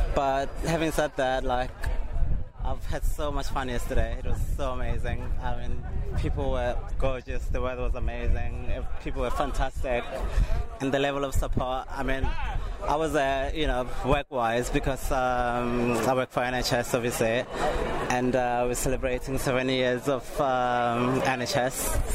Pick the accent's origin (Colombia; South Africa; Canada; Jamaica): South Africa; now in United Kingdom; I grew up in South Africa